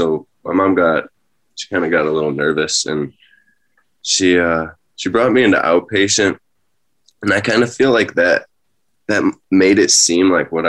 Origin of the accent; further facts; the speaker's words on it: Rochester, New York, United States; also born or lived in Penfield, New York; I was born in Rochester, New York, and my parents divorced when I was young, when I was around two or three, and so I was going back and forth between them. I was I grew up in the city of Rochester